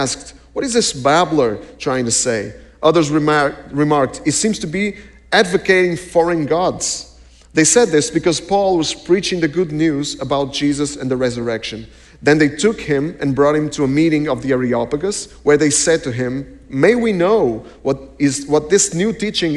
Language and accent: English; Portugal; We're from Portugal.